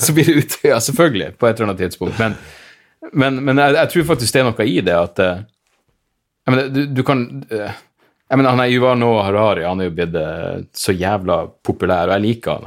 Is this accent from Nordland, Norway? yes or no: yes; Narvik, Nordland, Norway; jeg vokste opp i Narvik